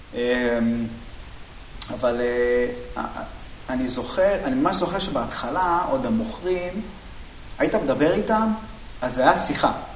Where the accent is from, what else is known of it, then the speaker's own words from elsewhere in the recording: Bat Yam, Tel Aviv District, Israel; אני גדלתי בבת ים